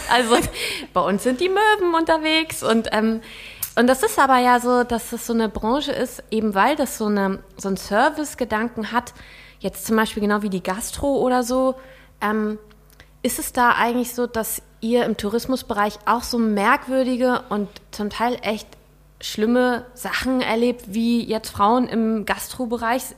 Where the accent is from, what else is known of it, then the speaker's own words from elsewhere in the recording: Rendsburg, Schleswig-Holstein, Germany; ich komme ja aus Rendsburg